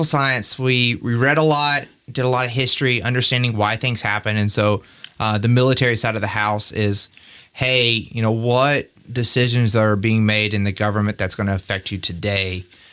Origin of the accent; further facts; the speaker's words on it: Jackson, Mississippi, United States; I grew up in Jackson, Mississippi